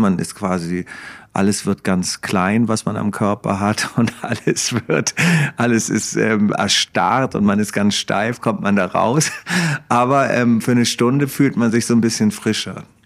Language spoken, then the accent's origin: German; Hamburg, Germany; dann musste ich mir als Hamburger Tuko ansehen, weil wir den alle so geliebt haben, wir Hamburger.